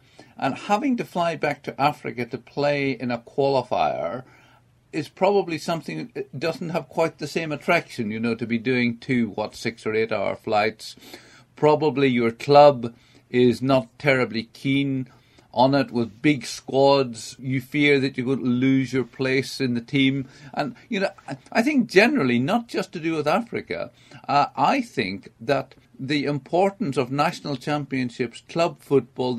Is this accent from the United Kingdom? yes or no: yes; England, United Kingdom; I'm from England, and you know, we're supposedly a big country